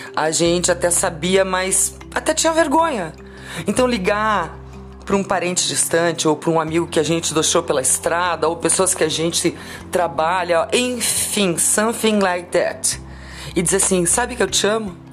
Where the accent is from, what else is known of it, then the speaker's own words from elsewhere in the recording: Curitiba, Paraná, Brazil; eu sou curitibana, é, fiz 22 anos de rádio rock aqui em Curitiba